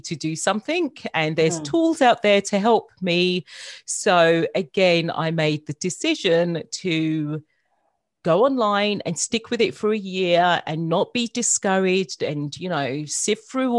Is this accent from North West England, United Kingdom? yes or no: no; London, United Kingdom; now in Australia; I want to keep and maintain my accent. So, yeah, I'm born and bred in London. Mm-hmm. And I moved to Australia 10 years ago.